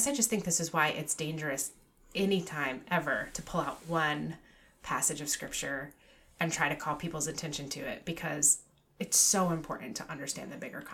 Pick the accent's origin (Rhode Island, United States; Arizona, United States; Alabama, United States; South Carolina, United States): Rhode Island, United States; Newport; I grew up in Newport. I still live there. I did leave for a period of time, but I grew up in Newport and out on Brenton Point, which is the state park around Ocean Drive